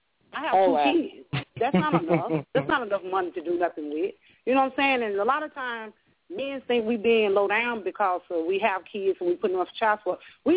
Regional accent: Arkansas, United States; I'm from Arkansas.

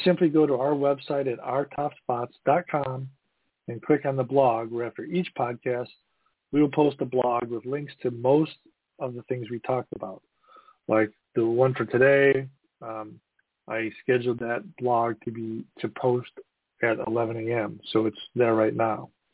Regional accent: Midwest, United States; also born or lived in East Coast; I'm from the Midwest

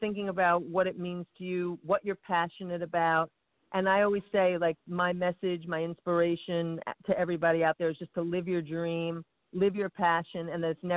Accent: East Coast, United States; I'm from the East Coast, and I'm a singer-songwriter

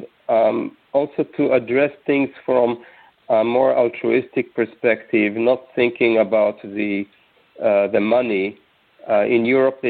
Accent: Jerusalem, Jerusalem District, Israel; moved away as an adult; also born or lived in United States; When I grew up in Jerusalem, in Israel, my whole family was into health

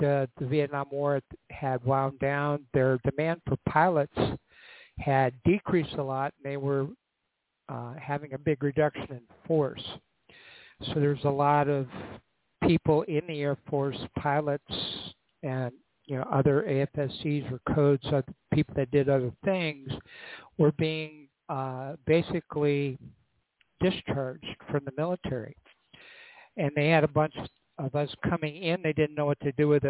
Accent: North Dakota, United States; moved away as an adult; I'm from North Dakota

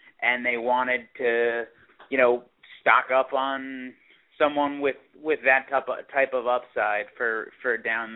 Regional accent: Long Island, New York, United States; I grew up on Long Island as well

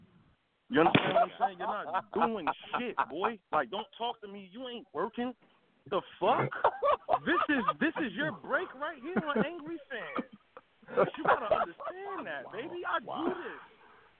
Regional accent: New Jersey, United States; I'm from New Jersey

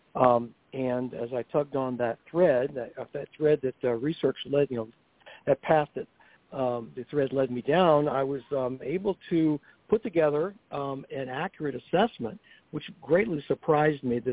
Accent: North Carolina, United States; moved away; also born or lived in Pennsylvania; I'm from North Carolina, originally been up for 30 years and still haven't converted to Yankeedom yet.

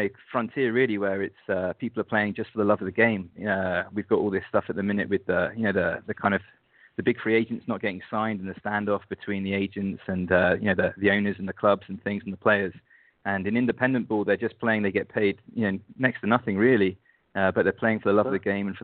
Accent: England, United Kingdom; moved away as an adult; now in Seoul, South Korea; I'm from England

